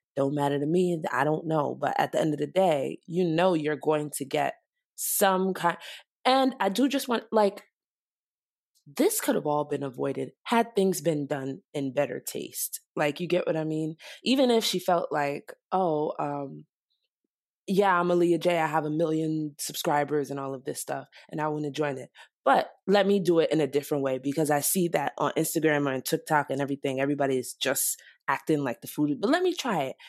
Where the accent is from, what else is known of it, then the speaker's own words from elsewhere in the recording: Nigeria; I'm Nigerian